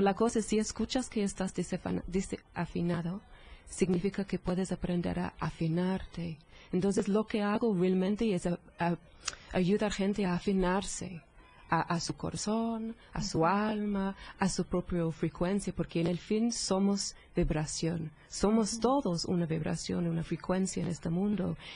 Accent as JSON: {"language": "Spanish", "region": "England", "country": "United Kingdom", "second_language": "Spanish", "moved": "yes", "said": "Soy, soy de Inglaterra, soy, soy inglesa"}